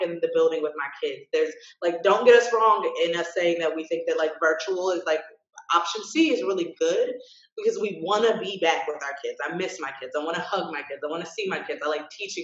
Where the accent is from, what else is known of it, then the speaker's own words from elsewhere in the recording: United States; being American